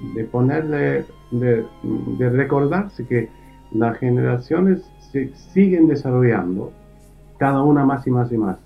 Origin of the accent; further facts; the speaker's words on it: near Karlsruhe, Baden-Württemberg, Germany; also born or lived in Gifhorn, Germany; ahí es donde realmente me, crié, en, cerca de Karlsruhe